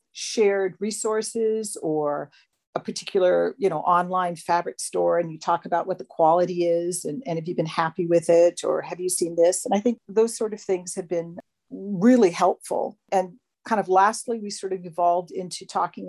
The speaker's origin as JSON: {"language": "English", "region": "Hawaii", "country": "United States", "tie": "born or raised there", "moved": "yes", "lives_now": "Hobart, Australia", "said": "I live in Hobart. So in Hobart, you know, I grew up in Hawaii."}